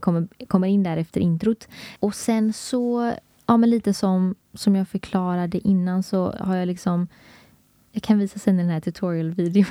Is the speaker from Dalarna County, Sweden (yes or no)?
no; Gothenburg, Västra Götaland, Sweden; vi är båda från Göteborg